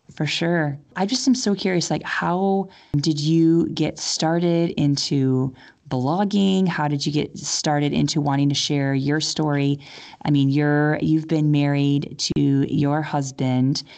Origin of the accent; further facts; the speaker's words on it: United States; now in India; I'm from the US